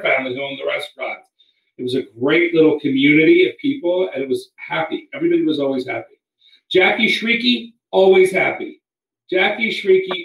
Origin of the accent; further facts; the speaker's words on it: Washington, District of Columbia, United States; I'm from Washington, D.C. area